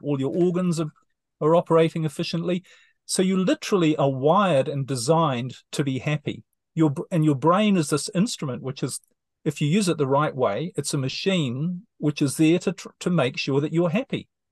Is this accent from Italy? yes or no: no; New Zealand; moved away as an adult; New Zealand, my home country